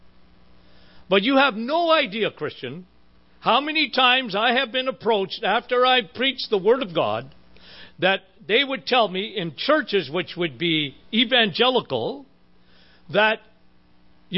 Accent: Timmins, Ontario, Canada; That's my hometown

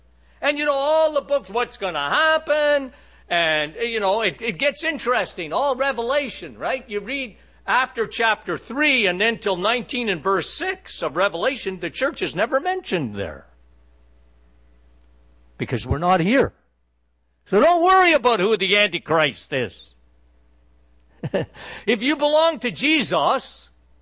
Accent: Canada; I'm a Canadian. So Canada is a very, very liberal country

